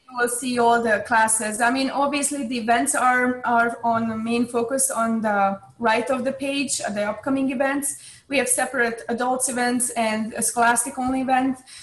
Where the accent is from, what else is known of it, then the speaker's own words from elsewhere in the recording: Hungary; I grew up in Hungary